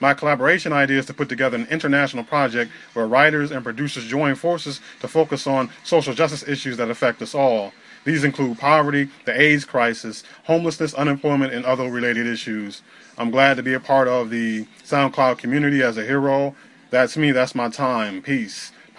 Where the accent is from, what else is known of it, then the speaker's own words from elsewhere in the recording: Northern Illinois, United States; I was born and raised in Northern Illinois.